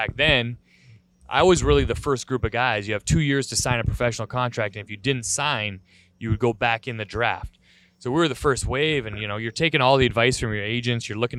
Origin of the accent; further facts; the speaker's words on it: Alberta, Canada; as you're growing up in Alberta, you're watching the Oilers dynasty, Wayne Gretzky is your hero.